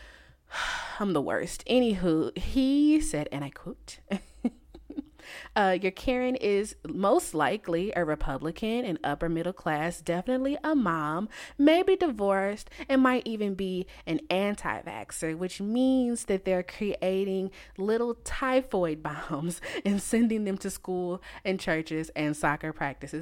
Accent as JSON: {"language": "English", "country": "United States", "said": "I'm from the United States"}